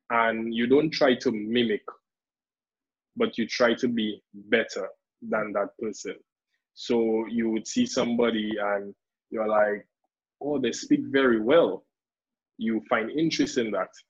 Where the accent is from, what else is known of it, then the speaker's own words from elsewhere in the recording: Dominican Republic; accent: Dominican; that I would speak so much of a strong Dominican accent.